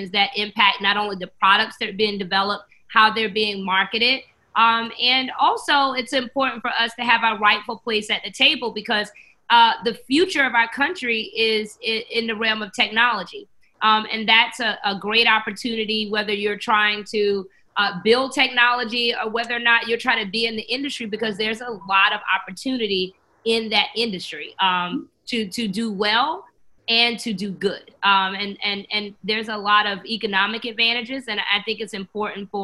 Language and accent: English; Johnsonville, South Carolina, United States; I am from Johnsonville, South Carolina